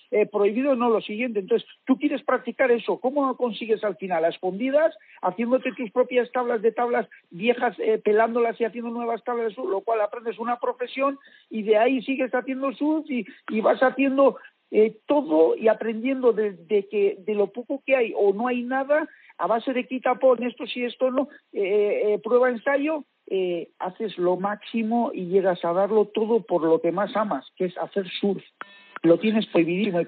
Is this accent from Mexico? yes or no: no; Basque Country, Spain; yo vengo del País Vasco